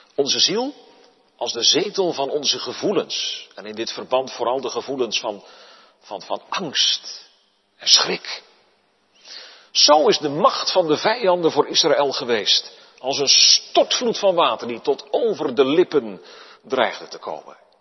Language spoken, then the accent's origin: Dutch; Netherlands; wij staan als Nederlanders erom bekend dat wij erg op onze vrijheid zijn gesteld